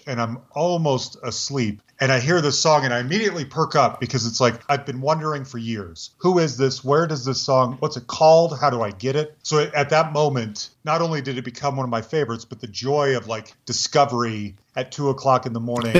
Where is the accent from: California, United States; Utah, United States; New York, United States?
Utah, United States; Salt Lake City; So I grew up in Salt Lake City, Utah, which sounds like it should be Nowheresville, but actually has a very vibrant vibrant alternative radio presence.